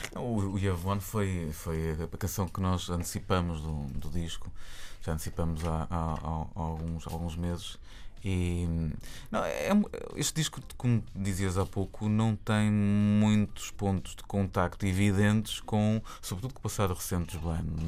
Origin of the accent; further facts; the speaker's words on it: Porto, Norte, Portugal; porque também somos do Porto